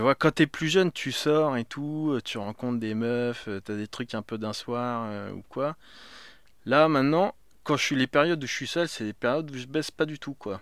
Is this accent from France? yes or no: yes; France; now in Paris, France; je suis français, j'ai grandi en province